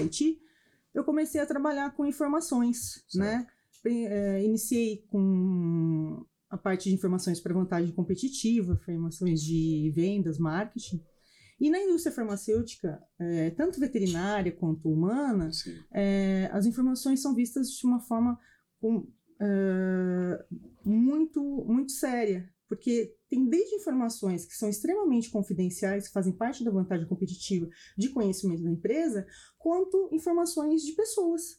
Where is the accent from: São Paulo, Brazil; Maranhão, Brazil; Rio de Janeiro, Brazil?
São Paulo, Brazil; Campinas; also born or lived in United States / France; sou campineira, tenho três filhos, tenho três pequenos, faz algum nasci e vivi em Campinas